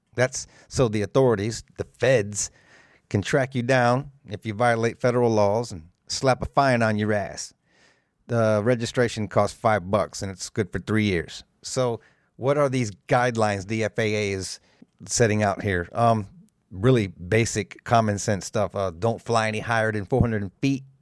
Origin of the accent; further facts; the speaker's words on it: South Florida, United States; I was raised in South Florida